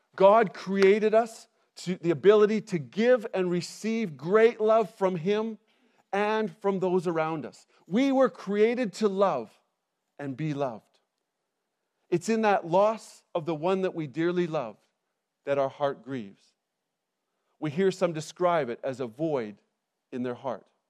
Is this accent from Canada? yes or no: yes; Canada; moved away as an adult; now in England, United Kingdom; I'm originally from Canada, and we, we moved to England twelve years ago